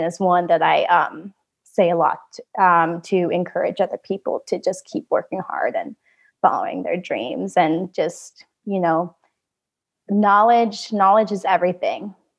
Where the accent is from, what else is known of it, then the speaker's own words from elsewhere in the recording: Vietnam; born there; that I was born with in Vietnam.